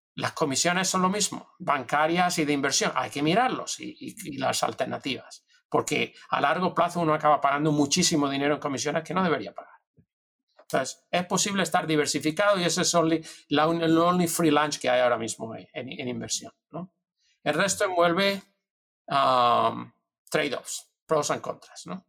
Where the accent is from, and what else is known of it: Spain; moved away as an adult; also born or lived in Madrid; now in United States